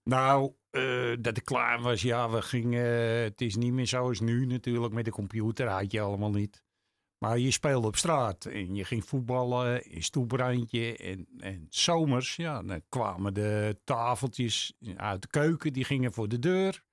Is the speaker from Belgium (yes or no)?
no; Amsterdam, North Holland, Netherlands; geboren en getogen in Amsterdam.